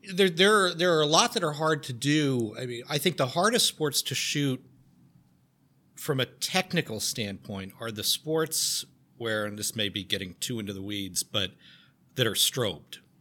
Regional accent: Garden City, New York, United States; I grew up on Long Island, a town called Garden City

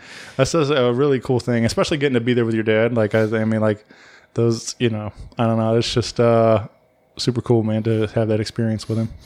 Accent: Wentzville, Missouri, United States; growing up in Wentzville, I always felt like it was, there was nothing to nothing in this town

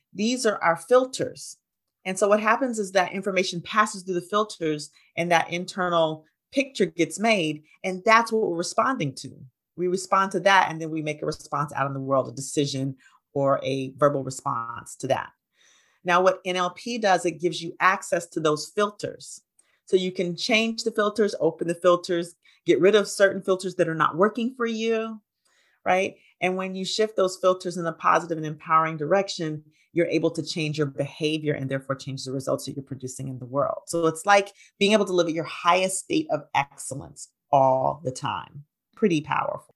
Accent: Huntsville, Alabama, United States; now in Atlanta, United States; I grew up in Huntsville, Alabama

